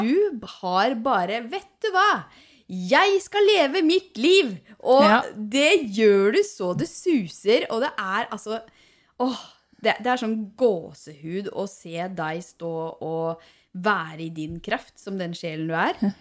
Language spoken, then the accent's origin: Norwegian; Hallingdal, Buskerud, Norway; now in Nesodden, Norway; jeg er fra Hallingdal